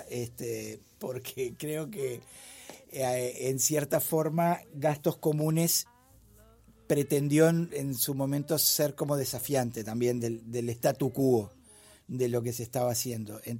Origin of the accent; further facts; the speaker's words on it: Uruguay; Disculpe, señor Speaker, yo también soy un mortal uruguayo y dejo todo para último momento.